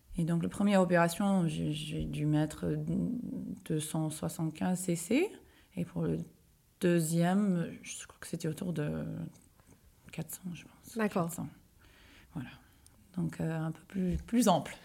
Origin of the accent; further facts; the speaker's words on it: United States; moved away; moi je suis américaine, je vivais aux États-Unis.